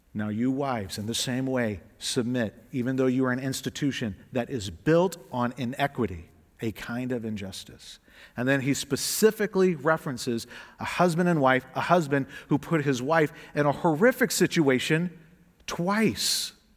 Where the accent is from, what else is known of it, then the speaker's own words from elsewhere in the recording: the South, United States; I'm from the South, so we would translate all y'all